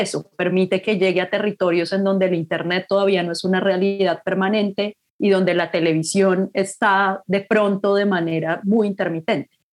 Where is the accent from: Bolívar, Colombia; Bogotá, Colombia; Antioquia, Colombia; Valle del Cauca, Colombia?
Bogotá, Colombia; moved away as an adult; also born or lived in Canada; soy de Bogotá